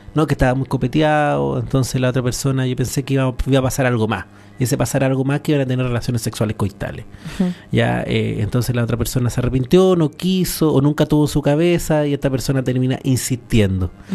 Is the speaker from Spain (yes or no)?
no; San Antonio, Valparaíso, Chile; Yo crecí en una población, en San Antonio